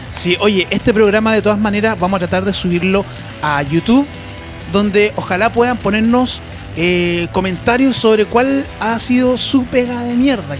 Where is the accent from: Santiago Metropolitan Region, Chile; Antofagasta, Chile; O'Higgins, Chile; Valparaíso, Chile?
Santiago Metropolitan Region, Chile; Santiago; also born or lived in Temuco; Yo nací en Santiago, pero viví en Temuco